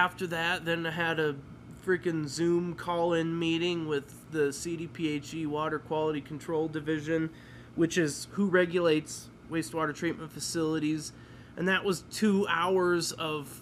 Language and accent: English; Midwest, United States; now in Colorado, United States; I grew up in the Midwest